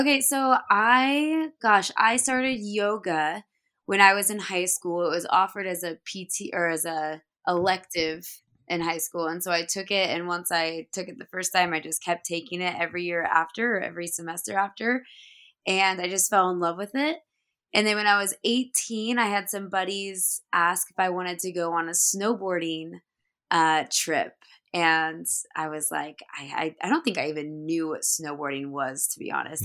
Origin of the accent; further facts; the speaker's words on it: Dallas, Oregon, United States; I grew up in Dallas, Oregon